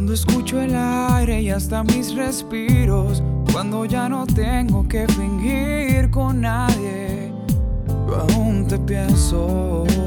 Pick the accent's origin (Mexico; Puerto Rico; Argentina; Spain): Puerto Rico; el puertorriqueño es muy como, como ustedes los dominicanos, somos alegres